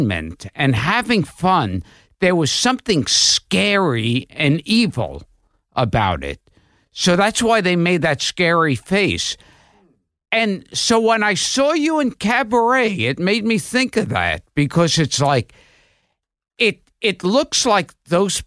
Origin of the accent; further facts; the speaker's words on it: New York City, New York, United States; I was born in Coney Island